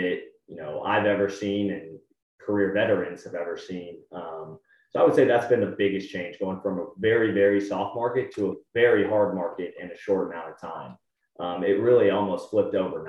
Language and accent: English; San Antonio, Texas, United States; also born or lived in Austin; I'm from San Antonio originally, went to UT Austin